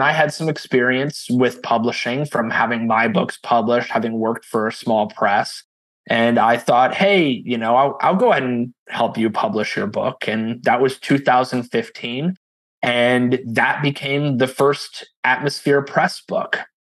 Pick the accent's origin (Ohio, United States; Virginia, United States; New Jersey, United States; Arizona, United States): Ohio, United States; moved away as an adult; I came to Texas from Ohio about 20 years ago to study creative writing.